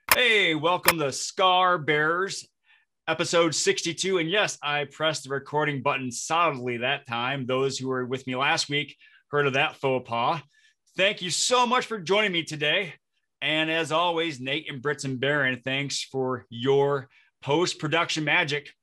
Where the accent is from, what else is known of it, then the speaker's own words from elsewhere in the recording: Flint, Michigan, United States; moved away as an adult; also born or lived in Detroit, Michigan; now in Minnesota, United States; I live in Minnesota, but I'm originally from Flint, Michigan